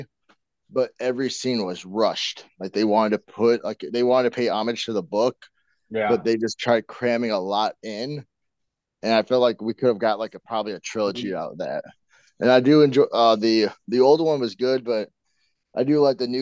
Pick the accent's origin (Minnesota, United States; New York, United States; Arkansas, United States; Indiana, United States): Indiana, United States; moved away as an adult; now in Wisconsin, United States; when I moved out to Wisconsin, I'm from Indiana